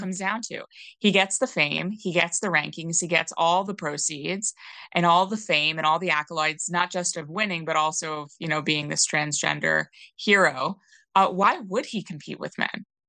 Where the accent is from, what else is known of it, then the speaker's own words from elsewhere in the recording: New York, United States; moved away as an adult; I didn't grow up in a blue area, but I grew up in New York State